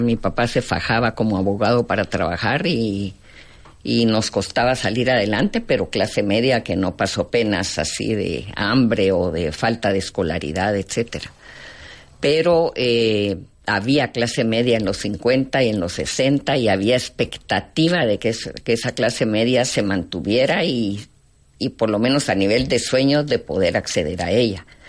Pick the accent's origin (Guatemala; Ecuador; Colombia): Guatemala; mi formación más profunda como ser humano, como mujer, como guatemalteca.